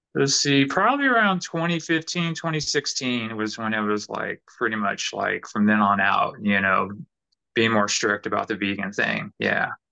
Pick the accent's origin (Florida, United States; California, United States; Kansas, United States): California, United States; also born or lived in New York City / New Orleans; now in Nashville, United States; And originally, I'm from California.